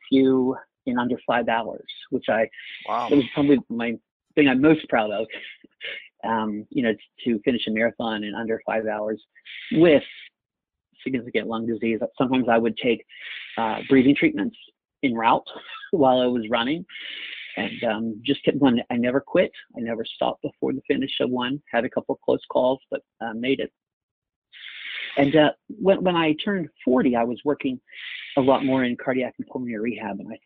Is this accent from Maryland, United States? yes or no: yes; Maryland, United States; I'm from Maryland